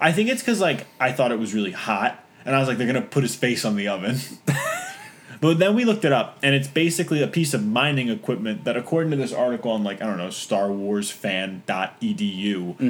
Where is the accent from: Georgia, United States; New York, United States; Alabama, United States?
New York, United States; Long Island; I'm from Long Island, which has been ravaged by the opioid crisis.